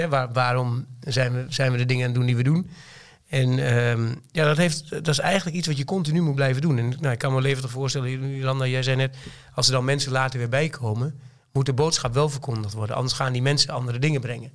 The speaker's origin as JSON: {"language": "Dutch", "area": "Twente", "region": "Overijssel", "country": "Netherlands", "accent": "Twente (Tukker)", "said": "ik woon in Twente, dat hoor je misschien wel een klein beetje aan mijn accent"}